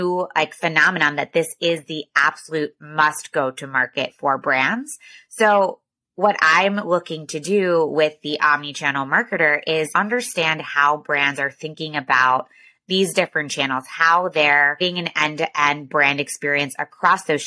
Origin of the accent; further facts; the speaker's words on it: outside of Philadelphia, New Jersey, United States; I am from New Jersey, outside of Philadelphia, went to Georgetown undergrad